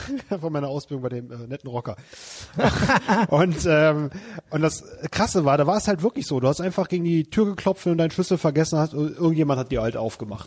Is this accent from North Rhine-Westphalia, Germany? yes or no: yes; Wermelskirchen, North Rhine-Westphalia, Germany; in meiner Heimatstadt Wermelskirchen gibt es ja das IOZ Bahndamm, was so mein Wohnzimmer war in meiner Jugend